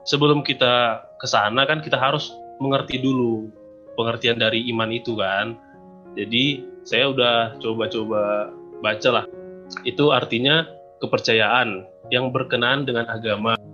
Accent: Sumbul, North Sumatra, Indonesia; Kebetulan saya Katolik juga, asal saya dari Sumbul, Kabupaten Dairi.

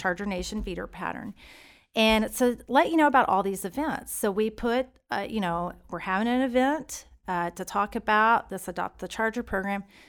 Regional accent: Stephenville, Texas, United States; moved away as an adult; now in Keller, United States; I'm from Stephenville, Texas

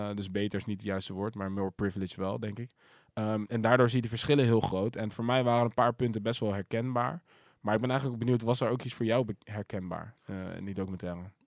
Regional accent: Zoetermeer, South Holland, Netherlands; dat was ook toevallig de grootste school van Zoetermeer toen de tijd

